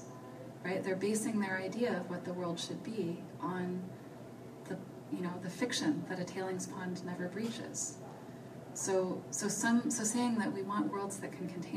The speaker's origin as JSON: {"language": "English", "region": "Colorado", "country": "United States", "tie": "born there", "also_born_or_lived": "Nova Scotia, Canada", "said": "I was born in Colorado and then moved to Canada, to Nova Scotia, and then back to the U.S."}